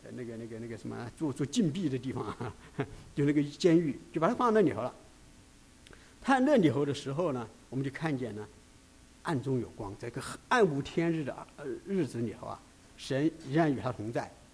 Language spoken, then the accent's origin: Chinese; China; 为什么会集中到犹太人，而不是集中到我们中国人呢？